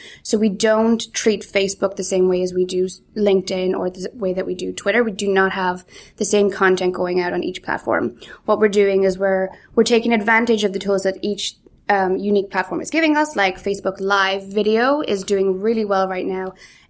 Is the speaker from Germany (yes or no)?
no; Galway, Connacht, Ireland; also born or lived in Donegal / Canada; So I was actually born in Donegal, brought up in Galway, but I don't know, I think I lost my accent between the Donegal and the Galway, but then I also spent a few years in Canada